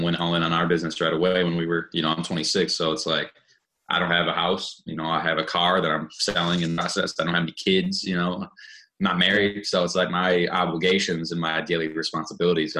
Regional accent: Madison, Wisconsin, United States; now in Milwaukee, United States; I grew up actually in Madison, which is just like a little bit west of Milwaukee

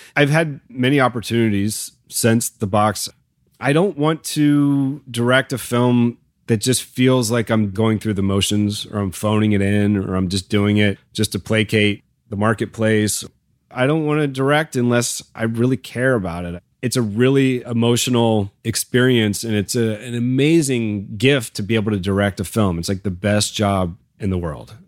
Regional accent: Midlothian, Virginia, United States; I had many amazing teachers growing up in Virginia

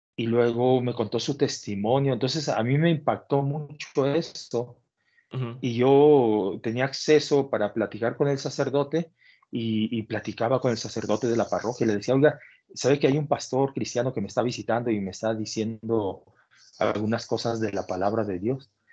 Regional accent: Mexico City, Mexico; moved away as an adult; now in Parral, Mexico; nosotros crecimos en, ese, en un ambiente de, vecindad

